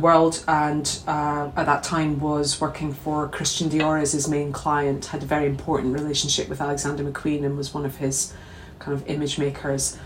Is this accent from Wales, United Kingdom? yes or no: no; St Andrews, Scotland, United Kingdom; also born or lived in Glasgow; I grew up in St Andrews from the age of three, but prior to that, I was in Kelvin Dale in Glasgow.